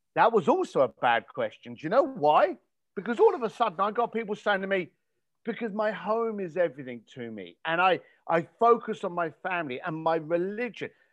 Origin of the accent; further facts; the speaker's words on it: London, United Kingdom; growing up in East London, I had no money